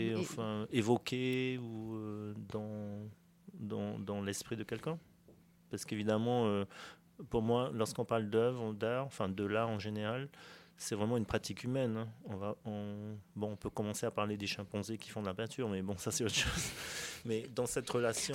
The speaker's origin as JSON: {"language": "French", "country": "French Polynesia", "tie": "born or raised there", "said": "j'ai grandi chinois en Polynésie"}